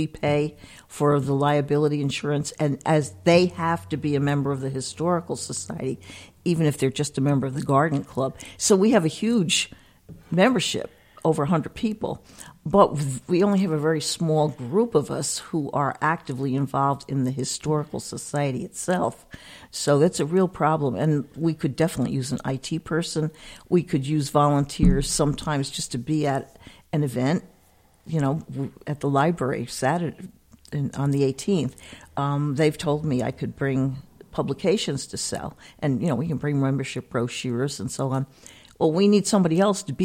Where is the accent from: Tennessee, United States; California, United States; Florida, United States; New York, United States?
New York, United States; New City; Downstate in Rockland County in New City